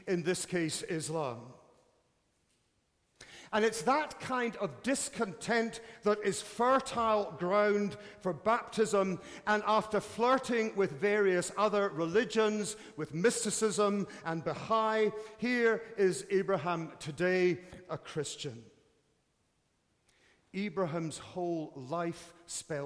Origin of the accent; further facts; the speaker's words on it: United Kingdom; As a Brit